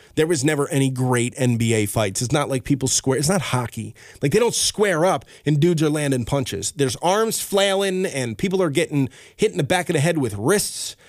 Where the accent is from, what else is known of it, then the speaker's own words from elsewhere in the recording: Albany, New York, United States; I am from Albany, New York